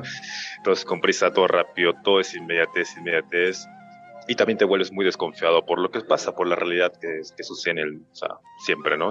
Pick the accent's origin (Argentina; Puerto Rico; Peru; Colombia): Peru; Lima; moved away as an adult; also born or lived in Peruvian Andes; now in Mexico City, Mexico; crecí mi, eh, la mayor parte de mi vida entre, pues, entre la costa y, los Andes peruanos. Eh, la mayor parte de mi vida pues, vivía en Lima, pues, Lima, Callao